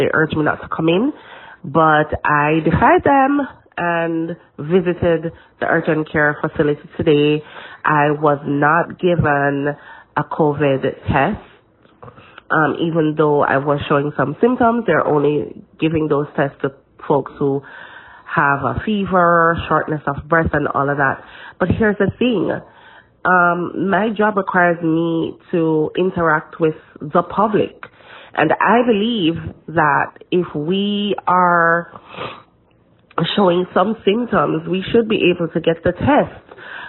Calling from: New York City, New York, United States; I'm calling from Brooklyn.

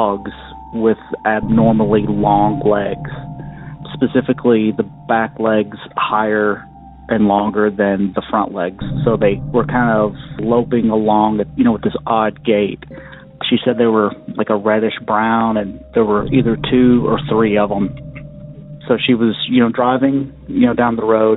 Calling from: Western Kentucky, United States; I'm calling in from Western Kentucky

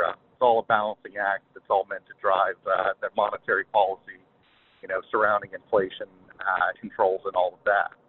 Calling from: Ohio, United States; I'm from Ohio. I've been listening for uh, some time.

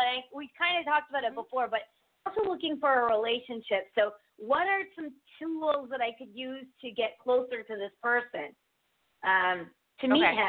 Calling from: Connecticut, United States

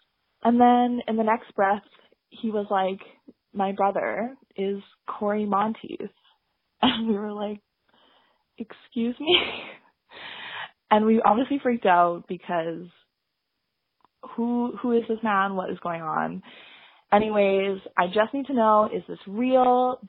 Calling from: Vancouver, British Columbia, Canada; I'm calling from Vancouver.

